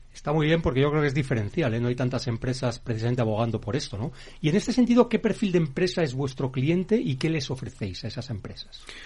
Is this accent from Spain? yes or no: yes; Spain